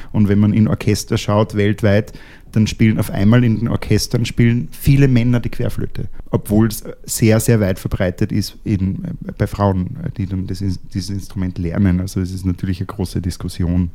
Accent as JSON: {"language": "German", "country": "Austria", "said": "als Österreicher"}